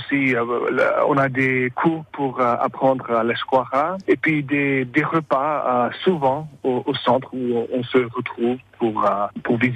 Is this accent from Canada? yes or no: no; San Francisco, California, United States; moi je suis euh, originaire euh, du ville de San Francisco en Californie. Mon père, euh, il, est, il a immigré d'Auxerre à San Francisco en 1959. Et les, parents de ma mère, ils ont immigré de la Soule dans, les années